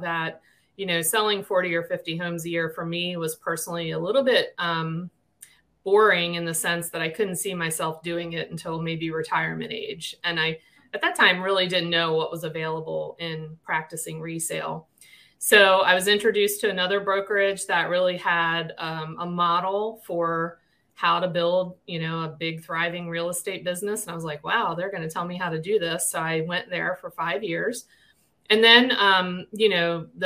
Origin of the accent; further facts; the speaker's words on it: Maryland, United States; moved away as an adult; also born or lived in Missouri; I'm from Maryland. I live in Harford County, Maryland, most of my life